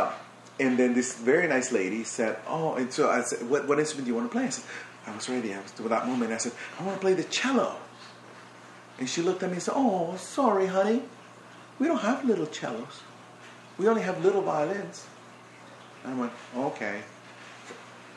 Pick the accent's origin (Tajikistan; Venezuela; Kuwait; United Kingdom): Venezuela; Barquisimeto, Lara; moved away; I grew up in Barquisimeto, it's a small city.